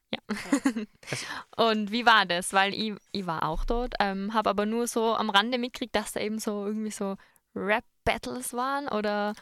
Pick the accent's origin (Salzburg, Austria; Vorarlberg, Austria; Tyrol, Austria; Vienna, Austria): Tyrol, Austria; Innsbruck; bei uns in Innsbruck